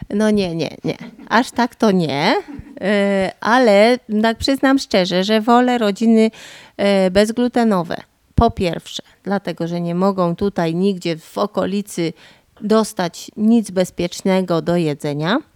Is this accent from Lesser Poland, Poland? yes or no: yes; Podhale, Lesser Poland, Poland; accent: Goral; godom na co dzień po góralsku, bo tu jakbyście do mnie chcieli jechać, to przyjedziecie na Podhole